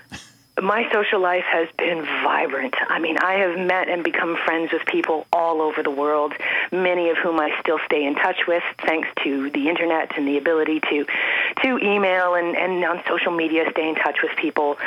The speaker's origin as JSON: {"language": "English", "town": "Toronto", "region": "Ontario", "country": "Canada", "tie": "born or raised there", "also_born_or_lived": "Andes, South America", "moved": "as an adult", "said": "born and raised in Toronto"}